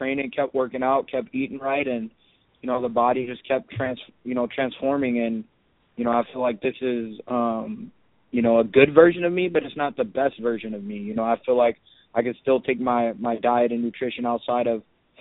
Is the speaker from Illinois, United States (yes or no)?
no; Waterloo, Iowa, United States; I'm from Waterloo